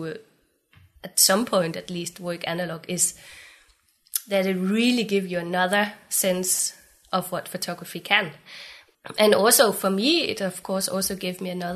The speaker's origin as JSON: {"language": "English", "town": "Aarhus", "region": "Central Denmark Region", "country": "Denmark", "tie": "born or raised there", "also_born_or_lived": "Glasgow", "moved": "yes", "lives_now": "Copenhagen, Denmark", "said": "I grew up in Aarhus in Jutland, in the middle of Aarhus."}